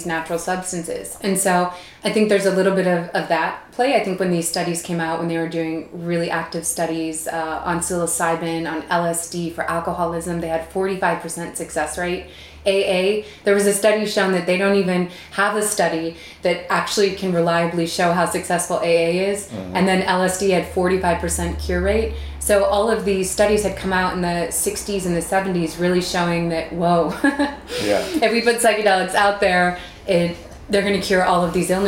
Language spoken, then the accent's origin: English; Midwest, United States; growing up in the Midwest